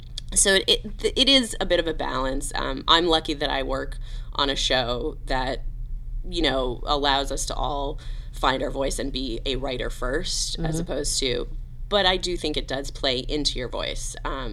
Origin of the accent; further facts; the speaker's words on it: the South, United States; Vince and I grew up in the South.